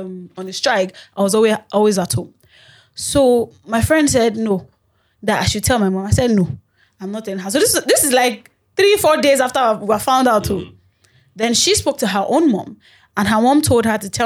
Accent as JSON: {"language": "English", "town": "Ibadan", "region": "Oyo", "country": "Nigeria", "tie": "born or raised there", "moved": "yes", "lives_now": "Lagos, Nigeria", "said": "I was raised in Ibadan"}